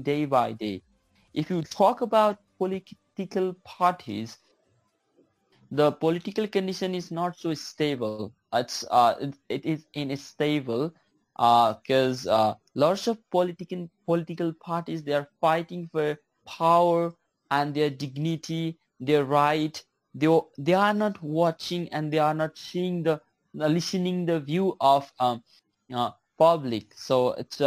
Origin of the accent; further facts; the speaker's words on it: Nepal; I'm from Nepal.